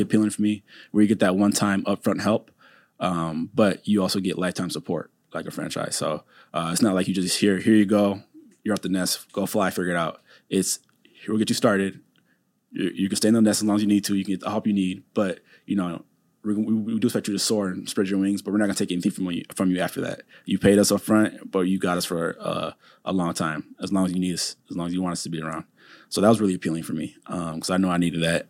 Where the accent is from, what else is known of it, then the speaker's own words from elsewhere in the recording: Saint Paul, Minnesota, United States; also born or lived in Chapel Hill, North Carolina; I'm originally from Saint Paul, Minnesota, Maplewood area, and, uh, that's where I grew up